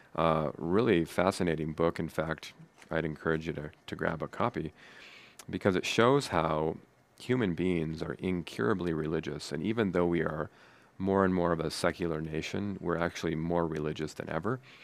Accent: United States; I am proud to be an American

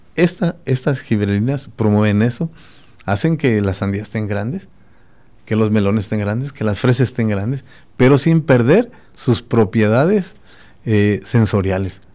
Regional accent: Tarandacuao, Guanajuato, Mexico; En mi pueblo, yo soy de Tarandacuao, que es Purépecha prácticamente, porque estamos separados

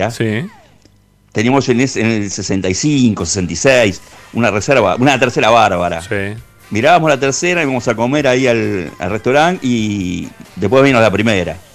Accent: Monte Grande, Buenos Aires Province, Argentina; soy de acá de Monte Grande.

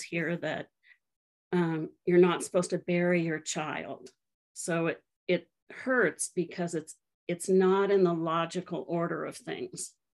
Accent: Colorado, United States; I grew up in Colorado, and both my kids were born in the um, city that I grew up

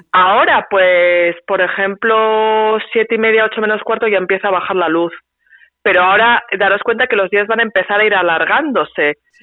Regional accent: San Sebastián, Basque Country, Spain; moved away as an adult; now in Sweden; Yo soy una donostierra

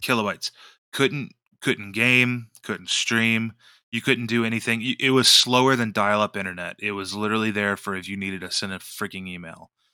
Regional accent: West Virginia, United States; I'm from West Virginia

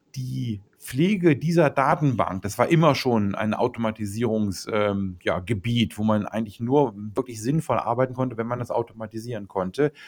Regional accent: Germany; bei uns in Deutschland

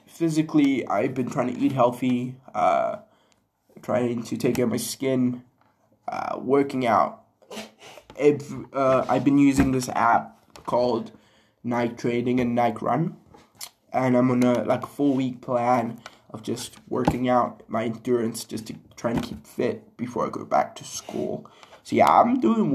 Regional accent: Zimbabwe; moved away; my hometown, my home country, Zim.

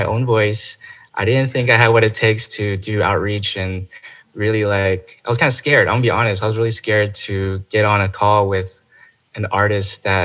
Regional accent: Chino Hills, California, United States; moved away as an adult; now in Los Angeles, United States; I originally am from, you know, it's called the Inland Empire. It's Chino Hills.

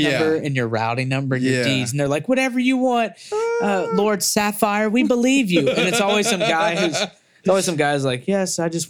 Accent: Mississippi River Delta, United States; cause I come from hustlers, dirt, you know, just devious people. Like we're near the from the Mississippi River Delta bottoms.

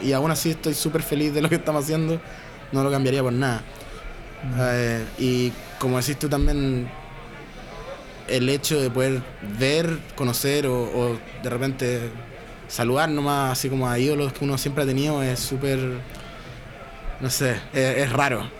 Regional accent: Chile; soy chileno

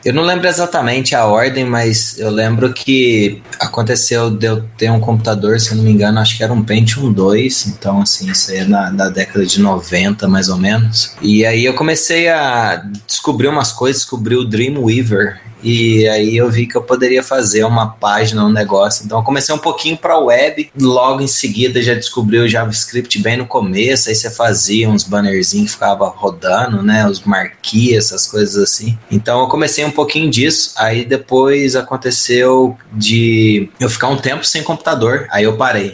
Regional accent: Pouso Alegre, Minas Gerais, Brazil; sou de Pouso Alegre, Minas Gerais

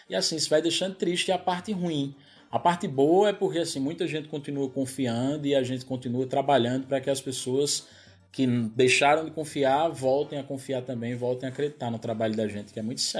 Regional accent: Northeast Region, Brazil; accent: mix of Pernambuco and Paraíba; de ter meu sotaque do jeito que ele é, que é uma mistura de Pernambuco, Paraíba, falsificada, um negócio desmantelado.

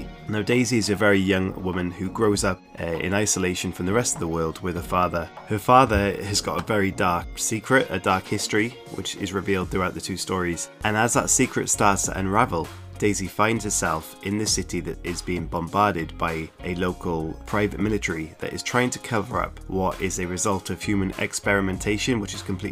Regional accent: South Wales, United Kingdom; I am from South Wales, which is in the United Kingdom, and I am right next to the sea

